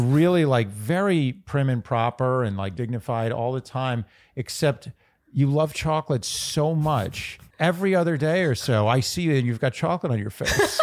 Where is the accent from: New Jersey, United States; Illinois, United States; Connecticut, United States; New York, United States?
New York, United States; I'm just from New York